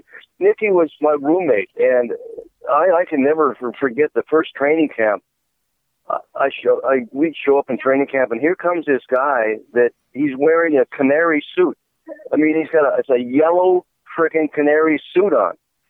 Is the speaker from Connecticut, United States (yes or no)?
yes; Hartford, Connecticut, United States; that all I ever knew, had known up until then, was Hartford. You know, I grew up in Hartford.